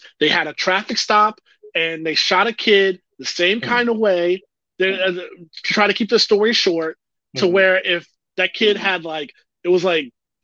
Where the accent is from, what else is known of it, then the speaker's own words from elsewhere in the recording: St. Petersburg, Florida, United States; I lived through a race riot as a kid in my home in St. Petersburg, Florida